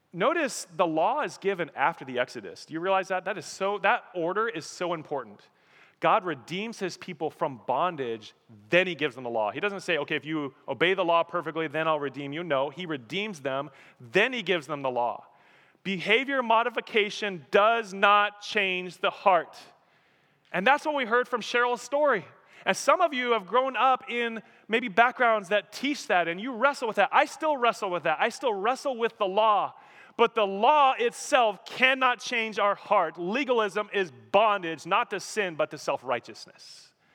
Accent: Colorado, United States; moved away; I'm from Colorado, I miss mountains

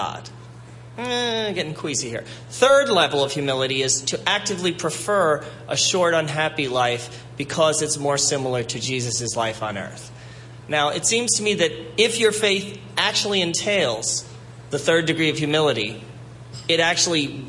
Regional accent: New York, United States; Being a New Yorker

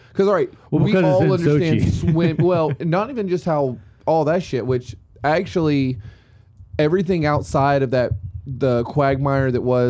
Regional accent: United States; as an American looking at it

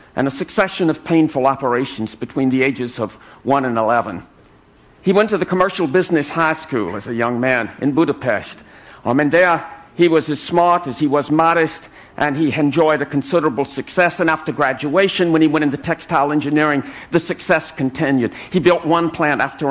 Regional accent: South Carolina, United States; my native state of South Carolina

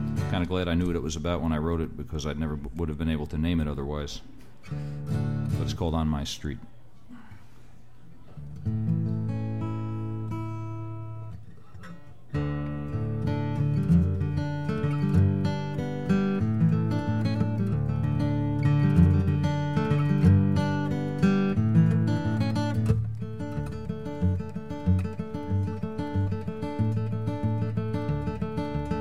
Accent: New York City, New York, United States; I grew up in the Bronx, New York.

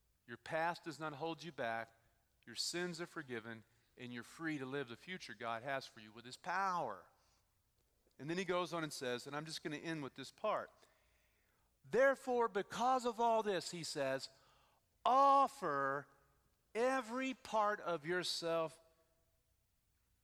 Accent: Texas, United States; moved away; I grew up in Texas

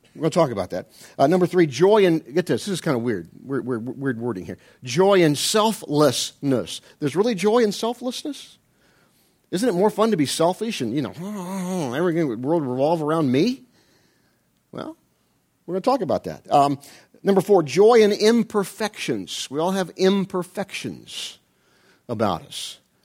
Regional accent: Ohio, United States; I'm from Ohio

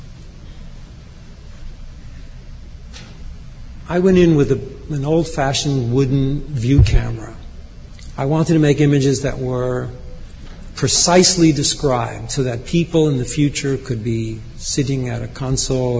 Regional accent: New York, United States; as a New Yorker

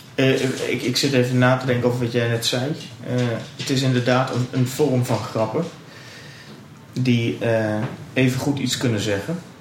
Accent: Twente, Overijssel, Netherlands; En ik kom dus uit Twente

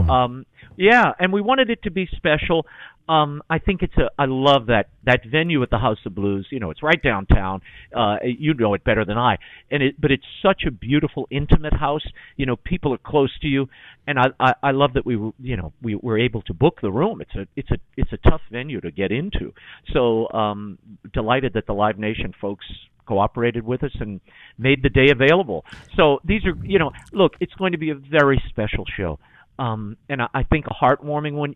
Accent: New Orleans, Louisiana, United States; growing up in New Orleans

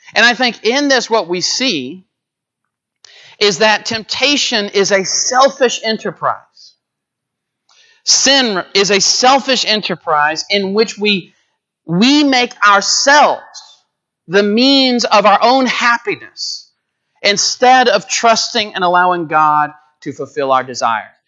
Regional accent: Coldspring, Texas, United States; also born or lived in Conroe, Texas; my hometown's a little bit north of Houston, Cold Spring, Texas

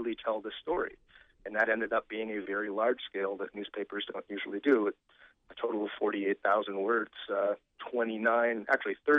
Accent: Maine, United States; growing up in Maine and having written, you know, histories of Maine

